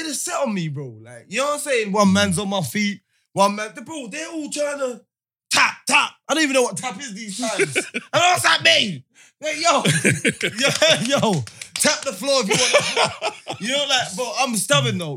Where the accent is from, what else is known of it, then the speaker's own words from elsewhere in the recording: London, United Kingdom; It's just the whole borough, Hackney. We're from that place